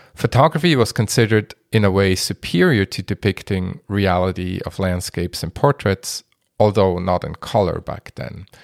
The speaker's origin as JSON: {"language": "English", "town": "Basel", "region": "Basel-Stadt", "country": "Switzerland", "tie": "born or raised there", "also_born_or_lived": "Minneapolis-Saint Paul, Minnesota, United States", "moved": "yes", "said": "my hometown, Basel"}